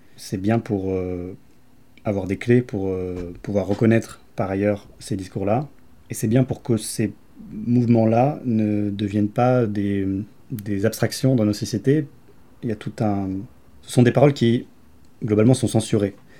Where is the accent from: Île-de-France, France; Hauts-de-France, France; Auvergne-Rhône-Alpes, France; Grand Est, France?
Auvergne-Rhône-Alpes, France; Grenoble; je viens de Grenoble